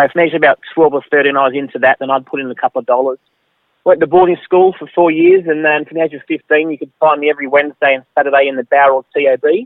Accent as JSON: {"language": "English", "town": "Glasgow", "region": "Scotland", "country": "United Kingdom", "tie": "born or raised there", "also_born_or_lived": "Moss Vale area, New South Wales", "moved": "yes", "lives_now": "Australia", "said": "I was born in Glasgow, Scotland"}